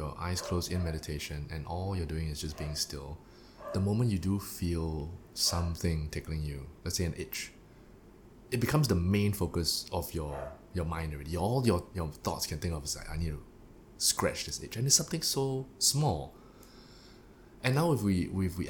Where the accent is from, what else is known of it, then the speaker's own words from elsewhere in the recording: Singapore; I am a Singaporean